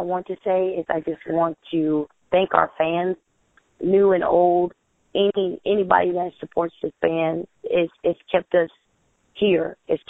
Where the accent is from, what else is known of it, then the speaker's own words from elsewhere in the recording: Clarksville, Tennessee, United States; And, of course, I'm from my hometown, Clarksville, Tennessee.